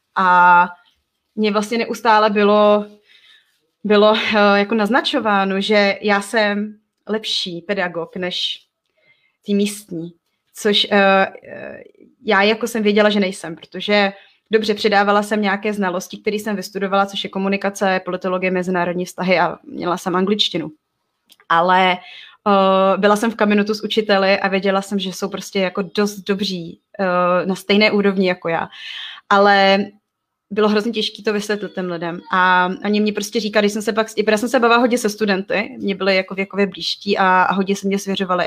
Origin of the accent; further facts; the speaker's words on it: Czechia; also born or lived in Togo; jako Češka